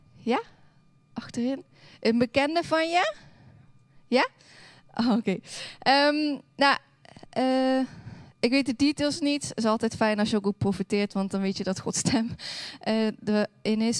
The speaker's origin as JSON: {"language": "Dutch", "town": "Hoensbroek", "region": "Limburg", "country": "Netherlands", "tie": "born or raised there", "moved": "yes", "said": "Ik kom oorspronkelijk uit Limburg"}